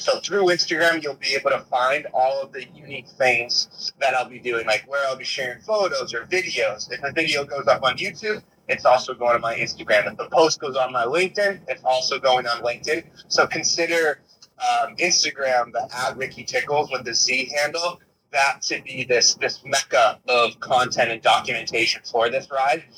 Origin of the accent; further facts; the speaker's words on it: Boston, Massachusetts, United States; now in Los Angeles, United States; my hometown in Boston